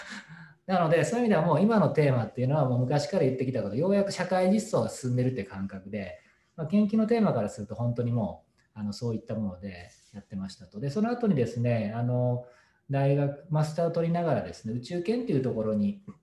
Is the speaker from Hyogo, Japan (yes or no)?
yes; Himeji, Hyogo, Japan; moved away; 自分が田舎兵庫県の田舎で、まあ、姫路っていうところでそれで育ったんですけども